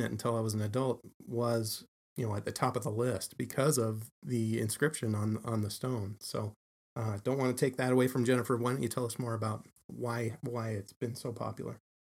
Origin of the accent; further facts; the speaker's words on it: Salt Lake City, Utah, United States; I'm a townie. um, lived here all my life